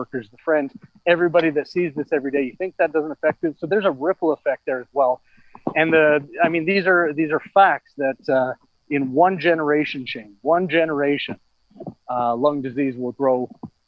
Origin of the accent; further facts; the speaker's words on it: Calgary, Alberta, Canada; also born or lived in Lethbridge; now in Edmonton, Canada; I was born and raised in Calgary for 19 years before I spent six, seven years down in Lethbridge. I've been in Edmonton now for 21 years.